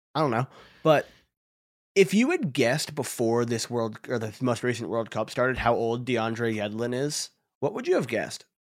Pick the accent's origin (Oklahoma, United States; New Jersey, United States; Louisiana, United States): New Jersey, United States; I'm from Jersey